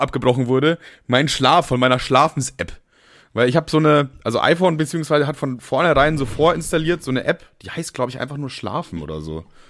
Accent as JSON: {"language": "German", "country": "Germany", "said": "ich bin auch stolz, Deutscher zu sein"}